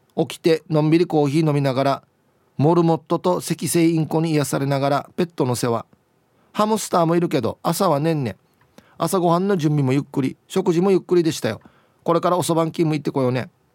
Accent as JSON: {"language": "Japanese", "town": "Uruma", "region": "Okinawa", "country": "Japan", "tie": "born or raised there", "said": "僕はアゲナ出身で"}